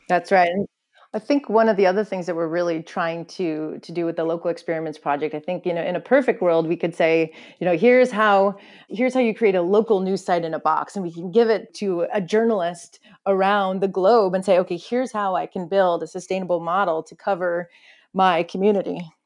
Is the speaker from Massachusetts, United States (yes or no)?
no; Silicon Valley, California, United States; I grew up in the Silicon Valley